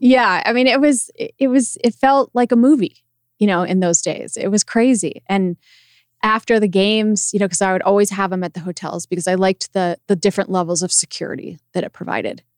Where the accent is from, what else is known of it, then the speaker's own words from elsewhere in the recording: Loveland, Colorado, United States; moved away as an adult; also born or lived in Los Angeles; I was from Loveland, Colorado